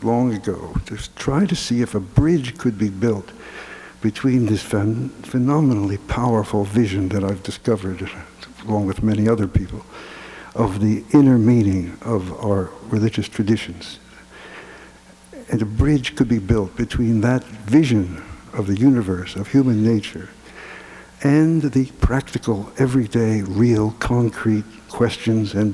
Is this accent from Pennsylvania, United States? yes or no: yes; Philadelphia, Pennsylvania, United States; I was brought up in Philadelphia